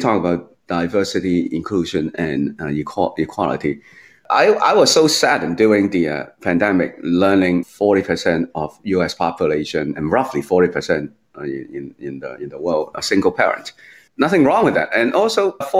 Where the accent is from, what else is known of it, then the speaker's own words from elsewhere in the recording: Hong Kong; moved away; also born or lived in United States; I was born in Hong Kong, but they decided for the children's future, including me, let's move to US.